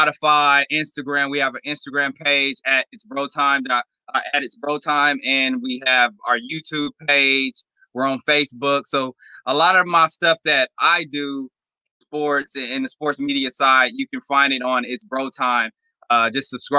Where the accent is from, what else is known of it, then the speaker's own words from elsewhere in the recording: Los Angeles, California, United States; moved away as an adult; now in Boise, United States; Grew up, born and raised in the West Adams District in South